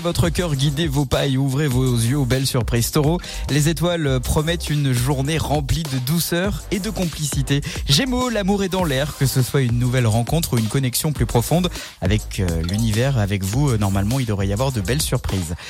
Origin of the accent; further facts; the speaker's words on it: south-west France, France; accent: du sud-ouest; mon accent du sud-ouest